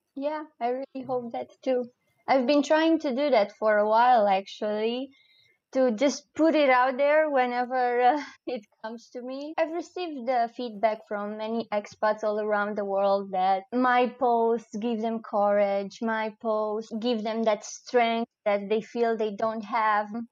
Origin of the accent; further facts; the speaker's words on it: Romania; English is a second language; moved away as an adult; also born or lived in Cluj-Napoca, Romania; now in Breda, Netherlands; I didn't want to leave Romania. It has never crossed my mind that I will uh, leave uh, my home country